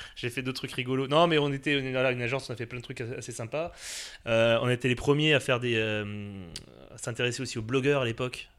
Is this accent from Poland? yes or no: no; Alsace, Grand Est, France; moved away as an adult; now in Paris, France; j'ai passé toute ma jeunesse en Alsace. Voilà, je suis sur Paris depuis 2006.